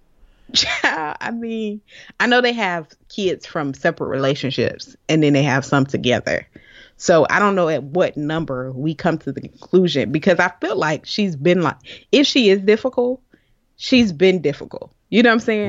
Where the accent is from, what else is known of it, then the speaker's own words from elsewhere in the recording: Florida, United States; I'm from Florida. We got hurricanes all the time